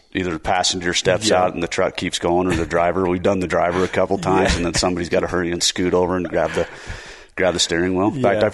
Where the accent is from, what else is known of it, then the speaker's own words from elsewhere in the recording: Spanish Fork, Utah, United States; Spanish Fork.